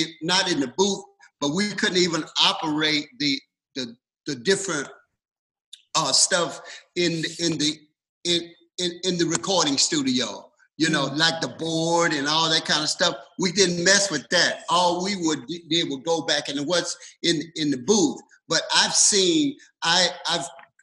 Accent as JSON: {"language": "English", "region": "the rural South", "country": "United States", "moved": "as an adult", "lives_now": "West Coast, United States", "said": "the rural South, and that's where I'm from. But I moved my family from the South to the West Coast"}